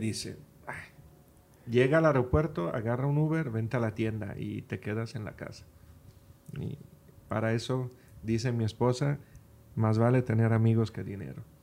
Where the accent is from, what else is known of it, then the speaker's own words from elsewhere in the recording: Friuli-Venezia Giulia, Italy; now in Los Cabos, Mexico; mi pueblo